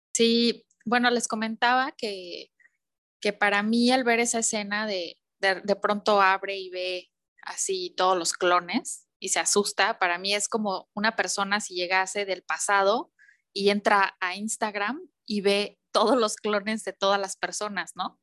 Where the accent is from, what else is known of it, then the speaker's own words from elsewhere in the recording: Mexico; somos mexicanos